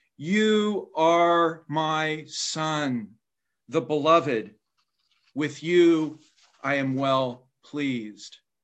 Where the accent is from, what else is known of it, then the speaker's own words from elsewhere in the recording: Indiana, United States; my home state of Indiana